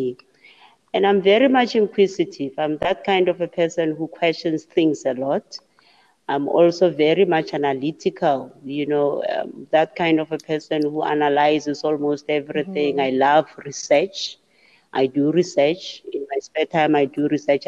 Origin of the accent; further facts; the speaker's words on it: Mamelodi, Gauteng, South Africa; I was born and bred in Mamelodi